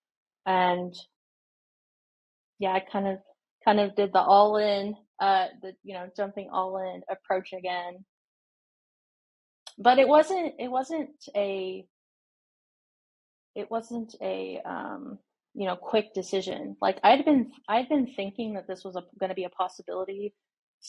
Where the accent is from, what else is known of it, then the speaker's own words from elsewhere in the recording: Indiana, United States; moved away as an adult; now in Nashville, United States; I am from Indiana.